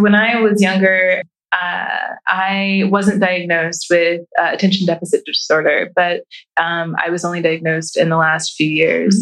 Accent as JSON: {"language": "English", "town": "Columbus", "region": "Ohio", "country": "United States", "tie": "born or raised there", "said": "I grew up in Columbus City Schools"}